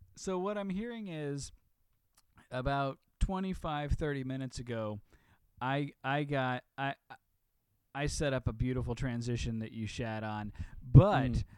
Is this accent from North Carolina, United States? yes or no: no; Illinois, United States; I'm from Illinois